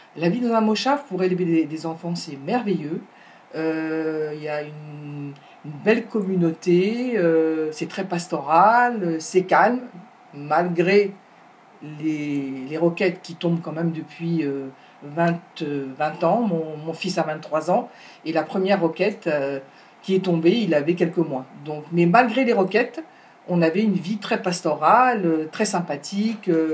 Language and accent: French; Paris, Île-de-France, France; moved away as an adult; also born or lived in Ashdod, Israel; now in Yesha, Israel; je viens de Paris, une vraie Parisienne